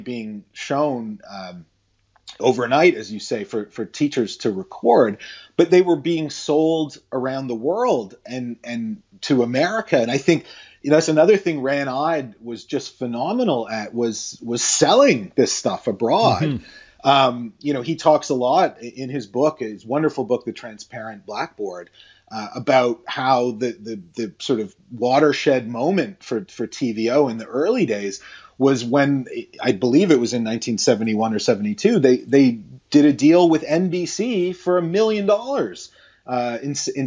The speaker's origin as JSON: {"language": "English", "town": "Toronto", "region": "Ontario", "country": "Canada", "tie": "born or raised there", "said": "a kid growing up in Toronto in the 80s"}